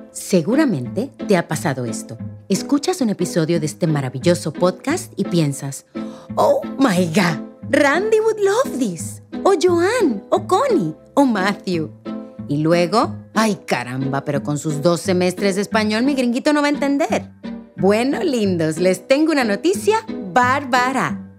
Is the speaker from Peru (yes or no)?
yes; Peru; soy peruana, soy escritora